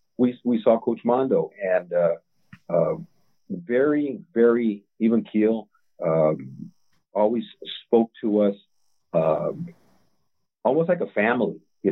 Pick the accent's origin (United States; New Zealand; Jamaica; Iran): United States; Montebello, California; Well, I knew your grandfather because he was a neighbor of ours when we grew up in Montebello.